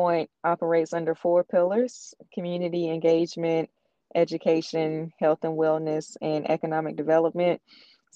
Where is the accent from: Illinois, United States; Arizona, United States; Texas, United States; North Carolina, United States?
North Carolina, United States; Warren County; now in Granville County, United States; I'm originally from Warren County